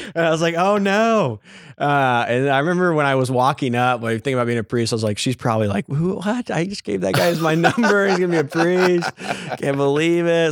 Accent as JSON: {"language": "English", "town": "Lake Jackson", "region": "Texas", "country": "United States", "tie": "born or raised there", "said": "I was born and raised Catholic in Lake Jackson, Texas"}